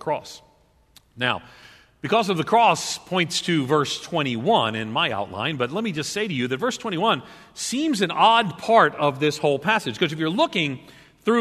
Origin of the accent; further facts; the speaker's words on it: Long Island, outside New York City, United States; moved away; I grew up on Long Island outside of New York City.